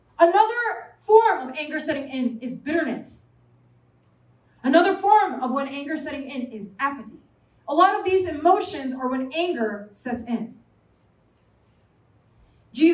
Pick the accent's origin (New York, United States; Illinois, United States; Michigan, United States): New York, United States; New York City; I'm a New Yorker, okay? I come from New York City.